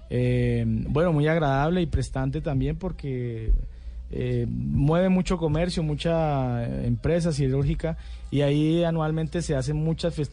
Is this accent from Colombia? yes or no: yes; Paz de Río, Boyacá, Colombia; Yo soy de Paz de Río, Boyacá, vivía allá. Eh, mis padres boyacenses, mi familia netamente boyacense, nada, nada que ver con el Caribe.